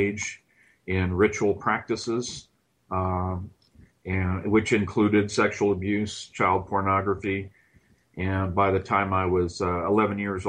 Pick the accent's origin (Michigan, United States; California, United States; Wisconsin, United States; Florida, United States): California, United States; Southern; I grew up in Southern California